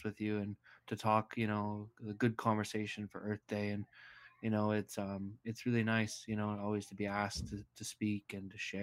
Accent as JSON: {"language": "English", "town": "Green Bay", "region": "Wisconsin", "country": "United States", "tie": "born or raised there", "said": "I was born and raised in Green Bay, Wisconsin"}